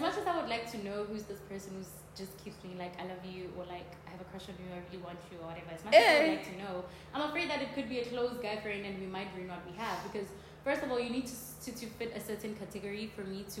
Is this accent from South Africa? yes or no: yes; South Africa; moved away; in South Africa we have chicken from Nando's